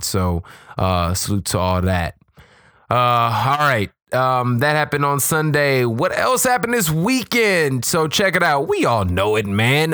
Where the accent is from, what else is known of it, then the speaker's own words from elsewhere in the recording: Chicago, Illinois, United States; I'm from Chicago, I'm from the hood